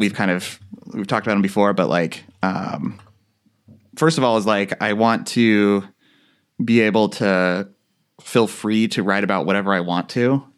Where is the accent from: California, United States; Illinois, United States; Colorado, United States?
California, United States; Central Valley of; growing up in Central Valley of California